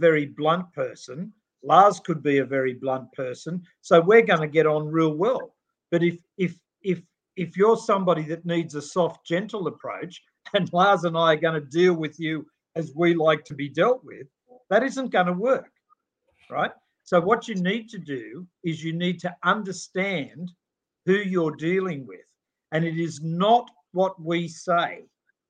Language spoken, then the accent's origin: English; Australia; we're Australian